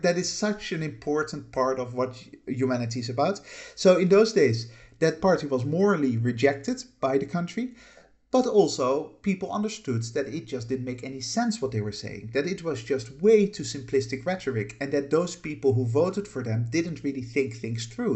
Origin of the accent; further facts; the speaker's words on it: Netherlands; moved away as an adult; also born or lived in United Kingdom; I, I haven't lived in the Netherlands for, uh, roughly twenty-six years now. Um, I lived there for the first eighteen years of my life